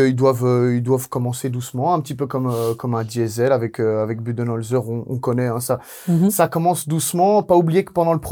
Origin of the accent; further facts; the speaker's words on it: Italy; Ah ouais, je suis italien, moi